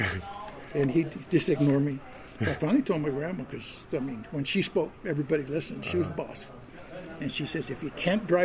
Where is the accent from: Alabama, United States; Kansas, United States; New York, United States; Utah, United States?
Utah, United States; moved away; I'm from Utah